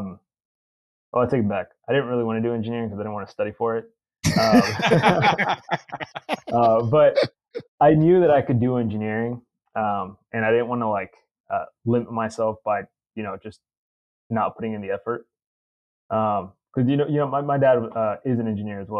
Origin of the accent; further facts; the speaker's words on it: Katy, Texas, United States; also born or lived in Mexico; growing up in Katy, a ton of people worked in the oil and gas industry